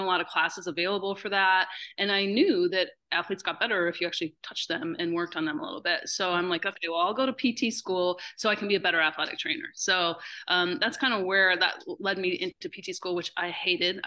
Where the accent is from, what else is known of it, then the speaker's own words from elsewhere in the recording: Upper Peninsula, Michigan, United States; I'm from the Upper Peninsula, Michigan. That's a thing, right? If you don't know about it, I'm a Youper, and that's a thing. And so I grew up playing outside